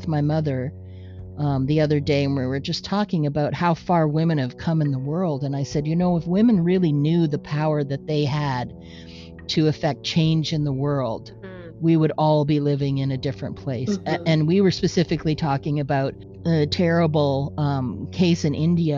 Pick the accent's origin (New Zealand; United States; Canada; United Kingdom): Canada; we're Canadian. Okay. That's true. We're Canadian.